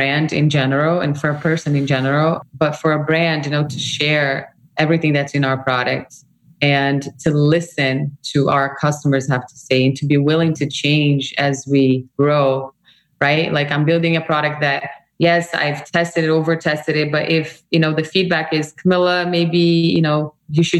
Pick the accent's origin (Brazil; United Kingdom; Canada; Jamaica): Brazil; moved away; I come from Brazil, a very multicultural country, right? My heritage is like, I grew up in this world